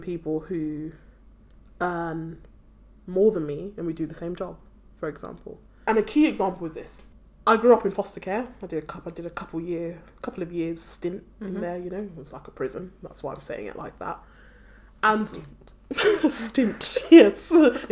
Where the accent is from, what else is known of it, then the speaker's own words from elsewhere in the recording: Nigeria; now in United Kingdom; I'm from Nigeria.